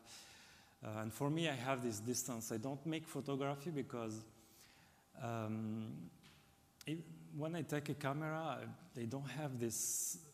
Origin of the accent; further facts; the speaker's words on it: Algiers, Algiers Province, Algeria; English is a second language; moved away as an adult; now in France; the place where I grew up in Algiers.